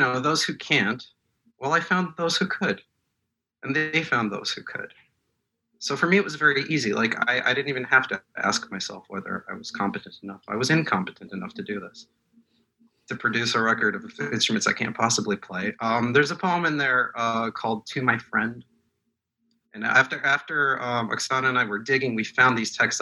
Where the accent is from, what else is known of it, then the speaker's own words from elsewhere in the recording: Moscow, Russia; English is a second language; moved away; I was born in Moscow. I speak Russian